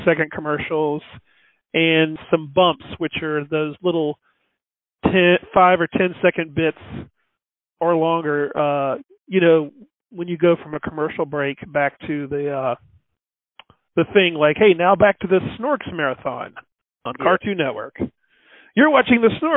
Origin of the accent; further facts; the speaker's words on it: North Carolina, United States; moved away as an adult; also born or lived in Los Angeles; I'm originally from North Carolina, and I studied film and moved